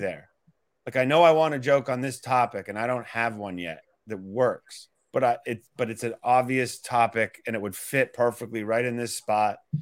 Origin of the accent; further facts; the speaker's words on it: Calgary, Alberta, Canada; moved away as an adult; also born or lived in Toronto, Canada / Boston, United States; now in New York, United States; I went to high school in Toronto, but I grew up in Western Canada